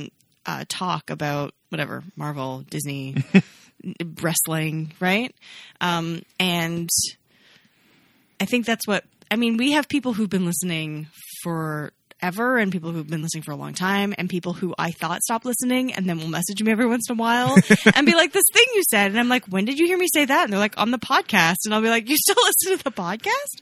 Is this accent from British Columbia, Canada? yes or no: no; Ontario, Canada; We grew up in Ontario, but in very different parts of Ontario.